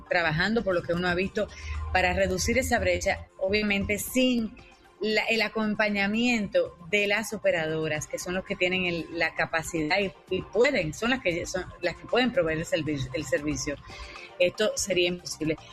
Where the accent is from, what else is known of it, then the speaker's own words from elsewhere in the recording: Dominican Republic; yo como como dominicana